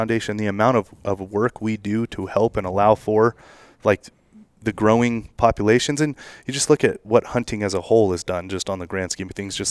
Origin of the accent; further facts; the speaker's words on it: Nevada, United States; I'm a resident of Nevada.